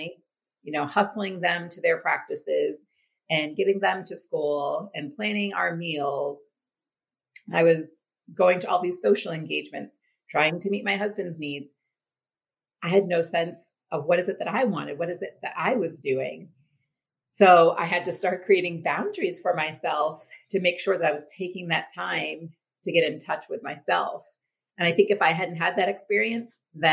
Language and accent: English; Maine, United States; also born or lived in Texas; I'm from Maine. I left briefly for college, but have lived here my whole life.